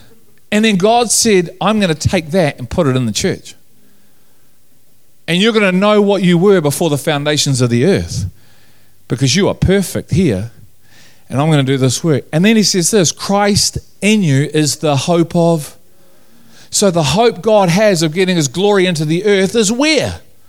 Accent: Liverpool, North West England, United Kingdom; I'm from Liverpool, we talk like that.

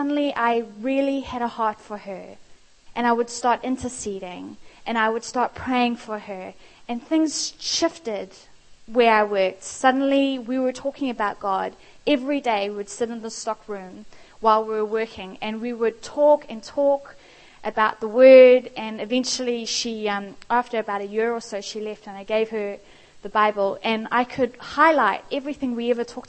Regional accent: South Africa; moved away; I am South African

